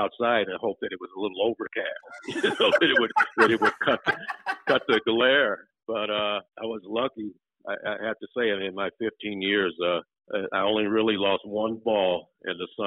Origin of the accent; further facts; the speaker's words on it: Compton, California, United States; I grew up in the Los Angeles area out in Compton